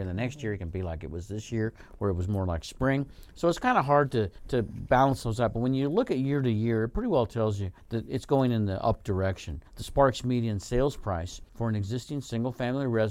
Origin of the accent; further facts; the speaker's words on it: Colorado, United States; moved away; I grew up in a small town like that in Colorado